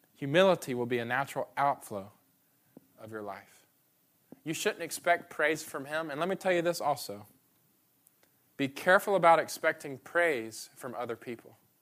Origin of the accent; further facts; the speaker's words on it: Atlanta, Georgia, United States; now in Memphis, United States; I'm from Atlanta